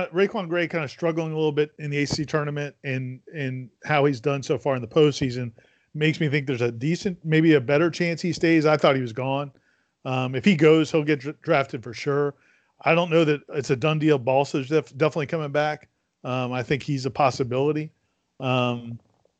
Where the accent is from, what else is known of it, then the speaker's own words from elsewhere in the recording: Miami, Florida, United States; one of my great strengths growing up in Miami was identifying the bully